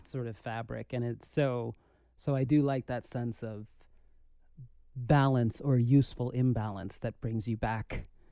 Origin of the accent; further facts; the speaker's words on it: New York City, New York, United States; growing up in the Bronx